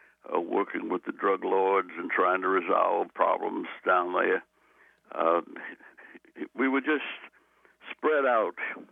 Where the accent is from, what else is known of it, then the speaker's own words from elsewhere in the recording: New Orleans, Louisiana, United States; I was from New Orleans. I'm not a Baptist or a Methodist. I'm a Congregationalist, United Church of Christ.